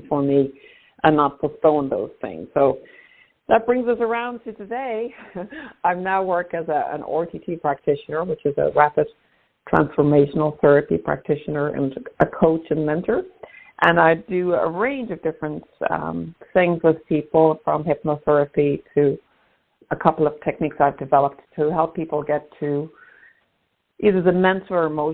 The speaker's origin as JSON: {"language": "English", "country": "Ireland", "tie": "born or raised there", "also_born_or_lived": "New York, United States / Maine, United States", "moved": "yes", "said": "I'm Irish by birth. I lived in the States actually for about 26 years, and I'm back in Ireland now about 3 years"}